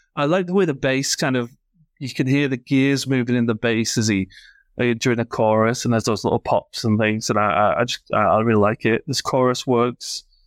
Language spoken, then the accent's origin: English; Yorkshire and the Humber, United Kingdom; I'm from Yorkshire